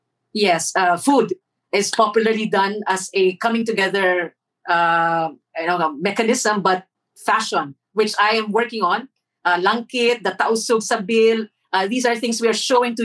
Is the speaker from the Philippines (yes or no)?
yes; Marawi, Lanao del Sur, Philippines; also born or lived in Saudi Arabia; Well, growing up in Saudi, champagne in the parks, we would go to the parks near the waters, the Nile, this blue sea of Saudi. And in Marawi, ma'am, it's really going into a mosque and being with the community